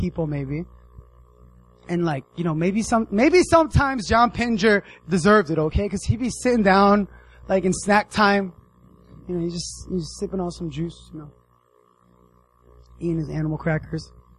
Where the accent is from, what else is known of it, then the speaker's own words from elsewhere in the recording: United States; moved away; I grew up in the States